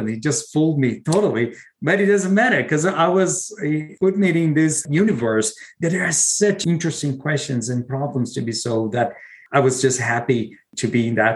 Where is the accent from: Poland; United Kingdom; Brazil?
Brazil; moved away as an adult; now in United States; I'm originally from Brazil.